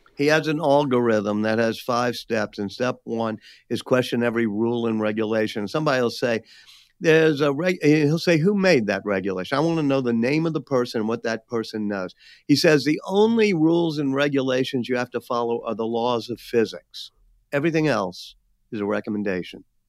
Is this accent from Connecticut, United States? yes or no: no; New Orleans, Louisiana, United States; being back in my hometown of New Orleans